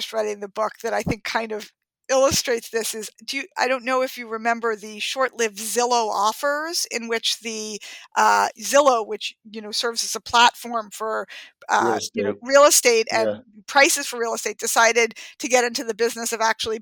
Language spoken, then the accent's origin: English; New York, United States; I had gotten my driver's license at 17 in growing up in Manhattan